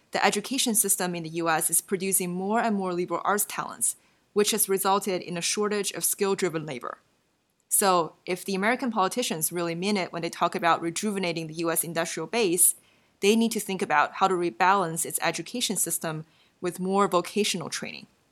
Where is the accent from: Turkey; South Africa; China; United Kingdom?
China; moved away; Where I grew up in China, it can get really cold outside during the winter